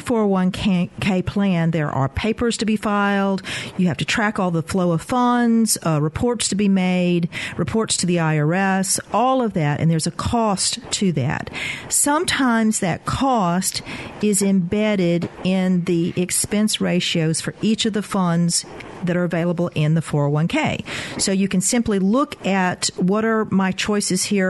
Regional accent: coast of Mississippi, United States; moved away; I grew up on the coast of Mississippi

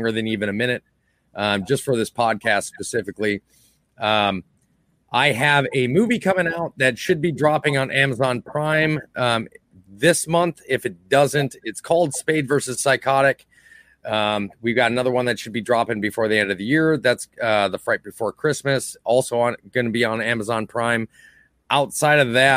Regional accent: Lillington, North Carolina, United States; I'm from Lillington. I'm just like just south of Raleigh, just north of Fayetteville

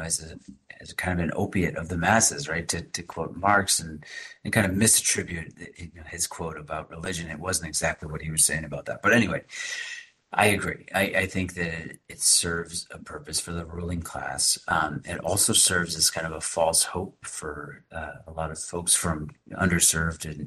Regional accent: Boston, Massachusetts, United States; I'm from the Boston area

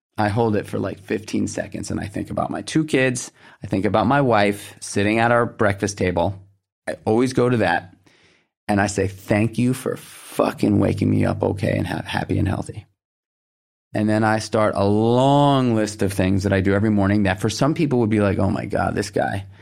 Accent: New York City, New York, United States; I grew up in Manhattan

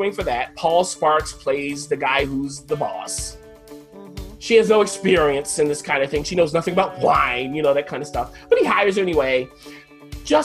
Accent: New York City, New York, United States; as a New Yorker

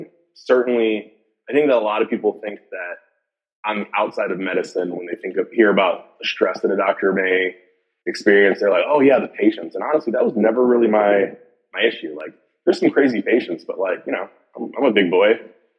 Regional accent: Jamaica; Again, I'm Jamaican, so we work a lot.

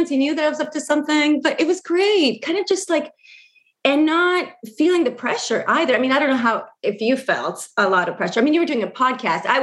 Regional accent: Argentina; And I think because we grew up in Argentina, and those of us who grew up outside of Argentina as well, with the silence around it

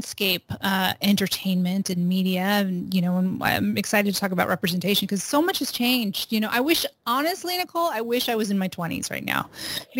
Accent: Los Angeles, California, United States; also born or lived in Bay Area, California; I was born and raised in California. I was born in Los Angeles, lived half my life in Southern California and half my life in Northern California

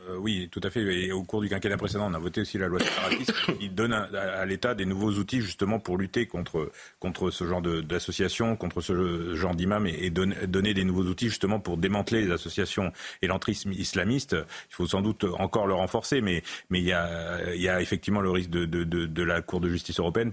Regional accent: central France, France; dans l'élevage bovin-viande d'où je, d'où je viens, du, centre de la France

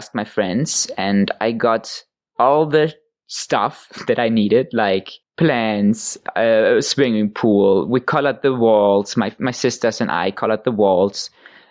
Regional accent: Hamburg, Germany; one church in my hometown

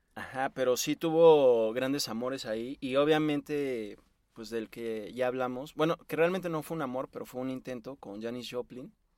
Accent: Mexico; nuestro país, a México

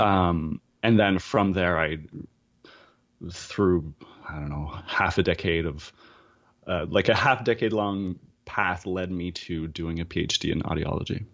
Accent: New Brunswick, Canada; now in Toronto, Canada; I'm currently based in Toronto, but I, I am Acadian. So I'm a Francophone from New Brunswick

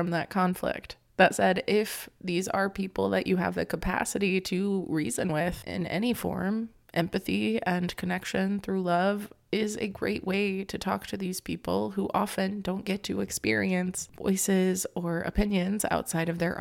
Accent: Florida, United States; moved away; I come from Florida, where I had to deal with a lot of hate speech growing up

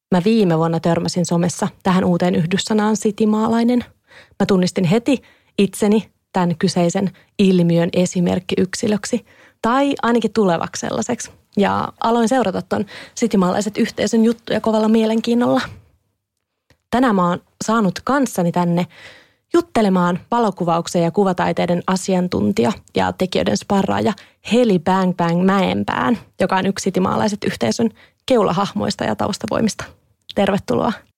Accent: Kouvola, Kymenlaakso, Finland; moved away; Mä oon itse Kouvolasta kotoisin. En todellakaan mistään maaseudun rauhasta, vaan keskikokoisesta kaupungista suht läheltä, läheltä Kouvolan keskustaa.

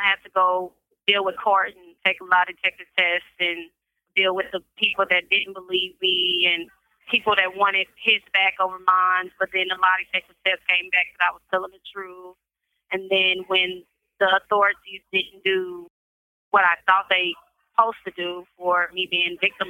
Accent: Kansas City, Kansas, United States; I'm from Kansas City, Kansas.

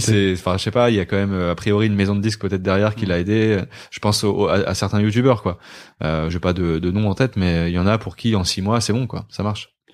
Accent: Côtes-d'Armor, Brittany, France; moved away as an adult; je viens de Côte d'Armor. J'ai vécu 19 20 ans là-bas.

